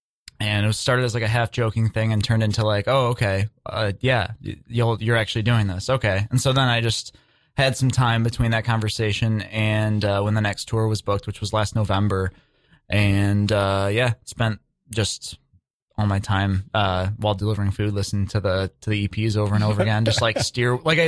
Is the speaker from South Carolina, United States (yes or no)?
no; Detroit, Michigan, United States; So I'm from Detroit